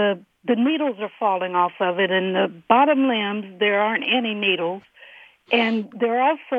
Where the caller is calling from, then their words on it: Dayton, Ohio, United States; Dayton, Ohio.